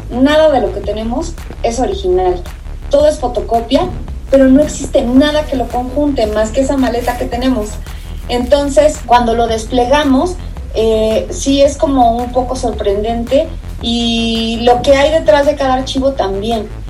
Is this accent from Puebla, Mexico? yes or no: no; Ecatepec, State of Mexico, Mexico; yo era de Ecatepec, yo, yo nací en Ecatepec y viví en Ecatepec.